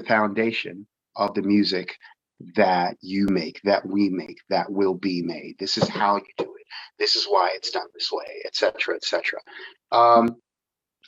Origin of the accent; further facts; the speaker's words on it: Pittsburgh, Pennsylvania, United States; now in California, United States; I'm originally from Pittsburgh, Pennsylvania, and I've lived out here in California for a couple of decades